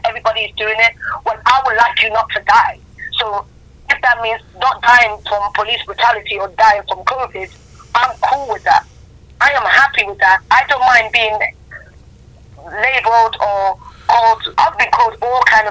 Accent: Nigeria; now in United Kingdom; I'm Nigerian born.

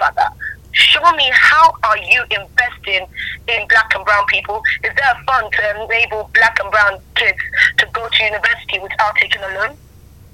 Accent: Nigeria; now in United Kingdom; I'm Nigerian born.

